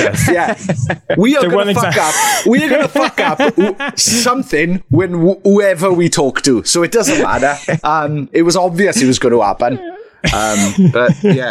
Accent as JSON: {"language": "English", "town": "Merthyr Tydfil", "region": "Wales", "country": "United Kingdom", "tie": "born or raised there", "said": "Merthyr Tydfil, where I am right now, right? My hometown, which is fucking dreadful, right?"}